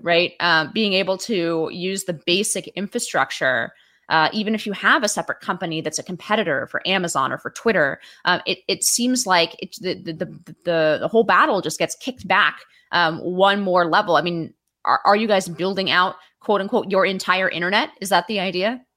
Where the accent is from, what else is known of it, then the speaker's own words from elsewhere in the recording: San Francisco Bay Area, California, United States; also born or lived in Washington, D.C.; now in New York, United States; I moved here, uh, from California originally. So I'm from the Bi, San Francisco Bay Area